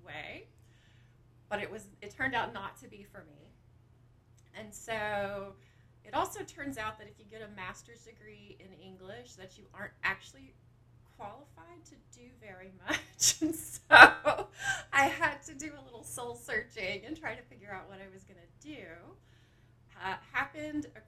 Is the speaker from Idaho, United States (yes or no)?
no; Lexington, Kentucky, United States; I am from Lexington. So I grew up here right where Sanders Brown is.